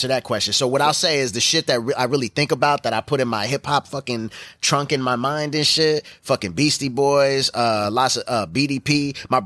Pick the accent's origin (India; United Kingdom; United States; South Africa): United States; Gardena, California; moved away as an adult; now in San Diego, United States; I'm from Gardena, California.